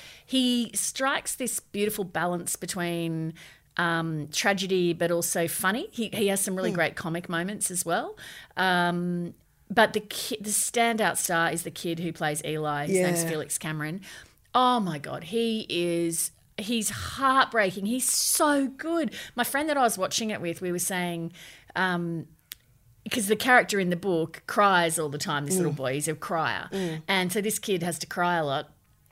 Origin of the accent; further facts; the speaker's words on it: Brisbane, Queensland, Australia; growing up in Brisbane, it's very 80s nostalgic.